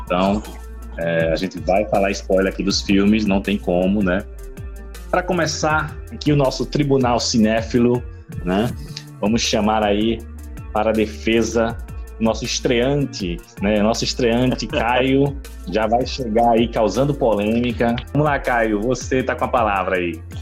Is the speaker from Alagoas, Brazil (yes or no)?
yes; Maceió, Alagoas, Brazil; now in Recife, Brazil; da minha terra natal, Maceió, Alagoas